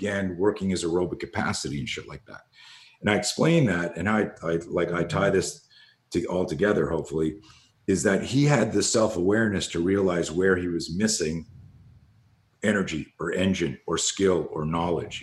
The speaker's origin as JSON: {"language": "English", "country": "Canada", "tie": "born or raised there", "said": "you're growing up in Canada"}